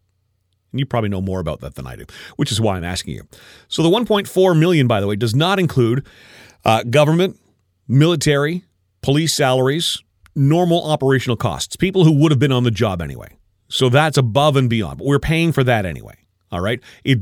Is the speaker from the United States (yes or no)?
no; Canada; Are you, as a Canadian taxpayer, are you okay spending $58.75 million a year for the monarchy?